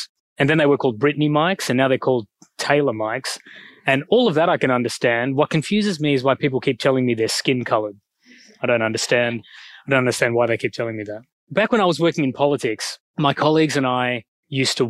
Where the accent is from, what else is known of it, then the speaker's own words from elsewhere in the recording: Australia; accent: Australian; moved away as an adult; also born or lived in Sri Lanka / Oxford, United Kingdom / Singapore; now in Sydney, Australia; I get my skin color from Sri Lanka, my accent from Australia